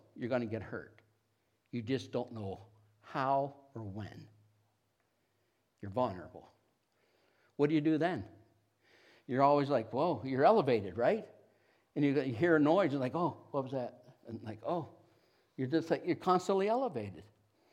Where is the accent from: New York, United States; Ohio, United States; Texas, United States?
Ohio, United States; Niles; I grew up around Niles, Youngstown area.